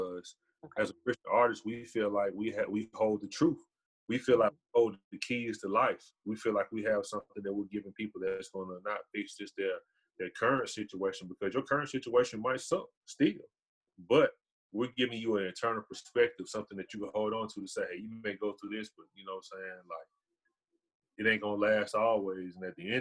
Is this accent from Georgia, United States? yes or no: yes; Decatur, Georgia, United States; now in Carrollton, United States; I'm from Decatur